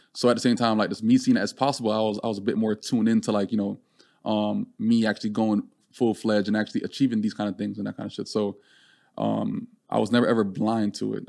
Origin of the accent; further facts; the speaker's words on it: Jamaica; now in United States; growing up in Jamaica